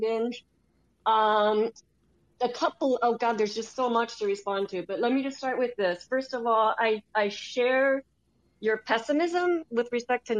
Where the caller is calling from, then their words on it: Slovenia; I'm calling from Slovenia.